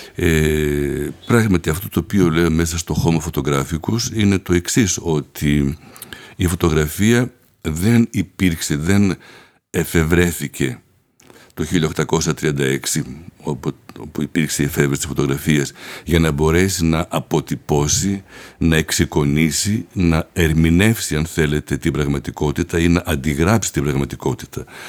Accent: Athens, Attica, Greece; moved away as an adult; also born or lived in Paris, France; Γεννήθηκα στην Αθήνα

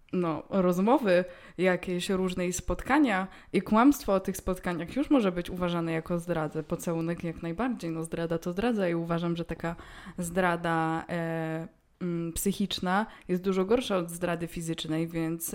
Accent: Poland; jestem z Polski

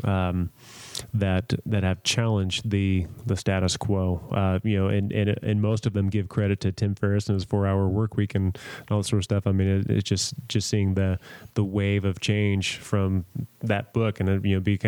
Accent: San Diego, California, United States; moved away; growing up in San Diego

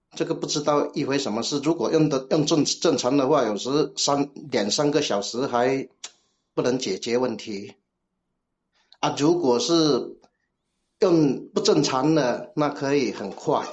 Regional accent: Guangdong, China; accent: Cantonese-accented Mandarin (广普); 我是广东的，我是广东的

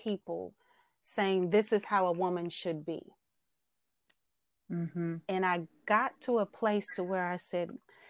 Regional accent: Oakland, California, United States; I'm born and raised in Oakland, California

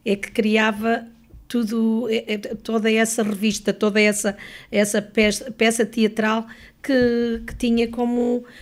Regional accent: Lamego, Norte, Portugal; now in Lisbon, Portugal; Eu sou de Lamego.

